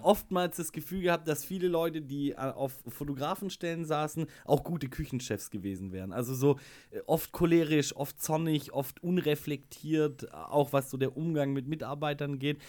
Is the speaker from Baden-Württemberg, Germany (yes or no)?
yes; Schwäbisch Hall, Baden-Württemberg, Germany; ich komme aus Schwäbisch Hall